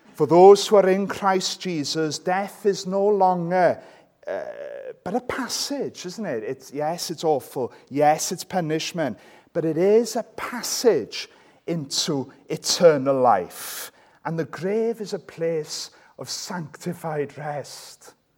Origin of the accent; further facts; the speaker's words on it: Welsh, Wales, United Kingdom; I'm Welsh